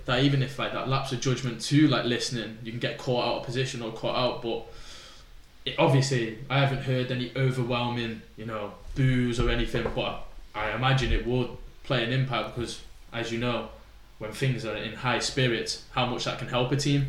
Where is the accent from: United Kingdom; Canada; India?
United Kingdom; Chester, North West England; I was from Chester so I got took out of my school